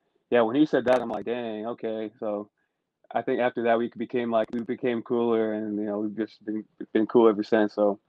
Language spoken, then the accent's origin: English; Utah, United States; I went home. I'm from Utah. For those of you who don't know that, I am from Utah.